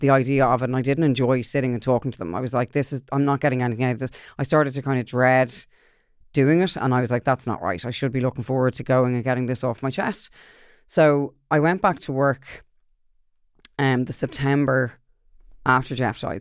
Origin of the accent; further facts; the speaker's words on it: Ireland; I'm Irish